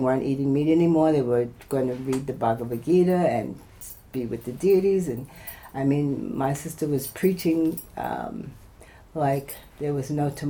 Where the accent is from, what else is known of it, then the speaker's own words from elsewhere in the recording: New York City, New York, United States; moved away; I'm originally from New York City.